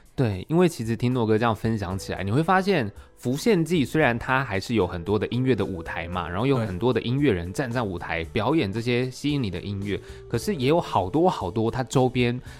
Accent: Taichung, Taiwan; moved away; 我也是台中人

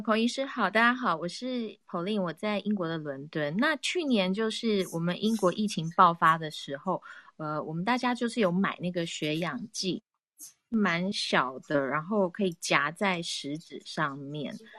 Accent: Taiwan; also born or lived in United Kingdom; now in London, United Kingdom; 真的以身为台湾人为荣

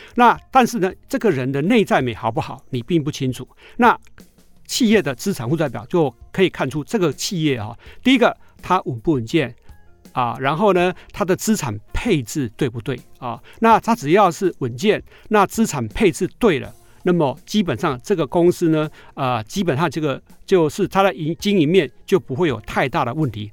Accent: Taiwan; 我们台湾人

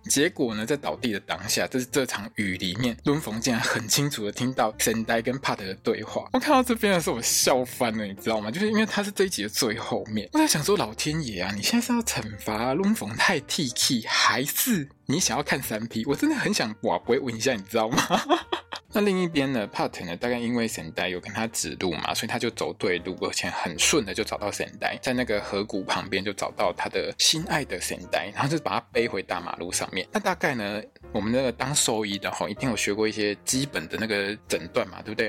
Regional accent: Taiwan; 这个跟我们台湾人在谈恋爱这件事情上面不太相同

